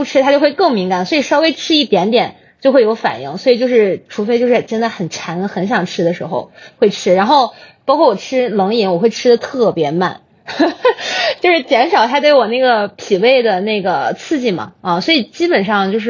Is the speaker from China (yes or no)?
yes; Hebei, China; 我是我是河北人。